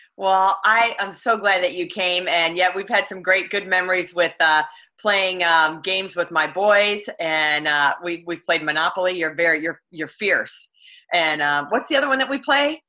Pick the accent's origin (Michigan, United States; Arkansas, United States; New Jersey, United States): Michigan, United States; my hometown, Michigan